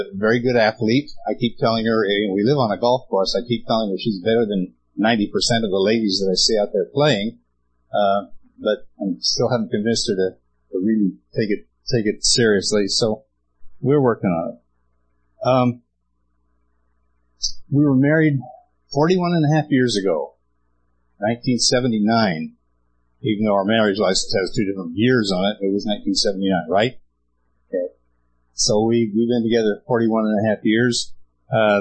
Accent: Utah, United States; I was born and raised in Utah

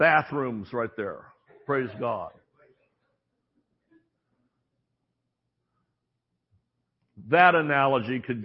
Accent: the South, United States; We don't put the G on when we're from the South

